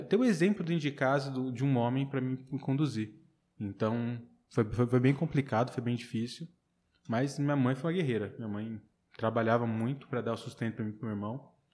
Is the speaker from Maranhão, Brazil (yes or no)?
no; São Paulo, Brazil; moved away as an adult; now in Barreiras, Brazil; Nasci e cresci lá em São Paulo e estou há seis anos já aqui em Barreiras